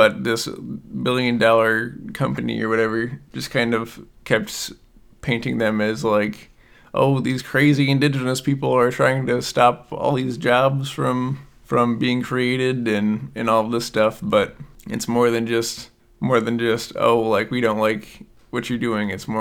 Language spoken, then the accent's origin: English; United States; I'm from Sioux County